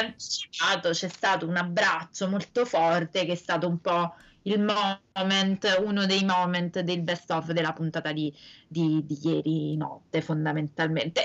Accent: Italy; siamo italiani

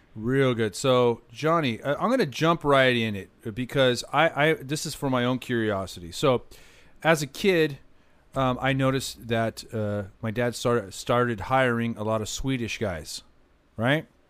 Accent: Orange County, Southern California, United States; growing up in Southern California, especially in Orange County, uh, LA area

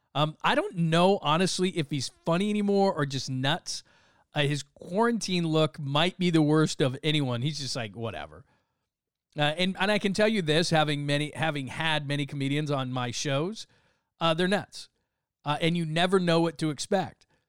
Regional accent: Southern California, United States; I grew up in Southern California, it was, we went to the beach every week

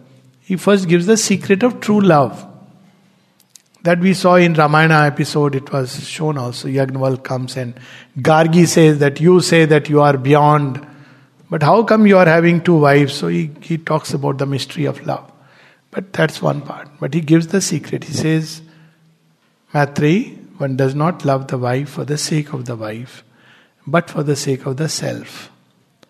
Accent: India; I'm an Indian, born Indian

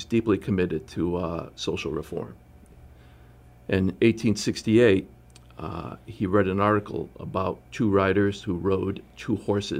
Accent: Easthampton, Massachusetts, United States; I grew up in East Hampton

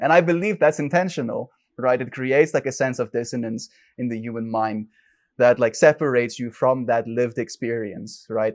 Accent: South Africa; I grew up in South Africa

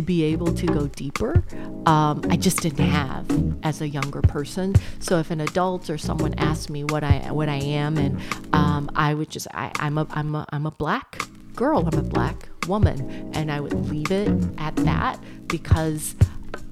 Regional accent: New Orleans, Louisiana, United States; I'm from New Orleans.

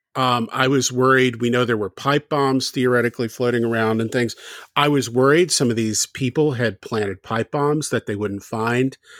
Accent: the South, United States; I grew up in the South.

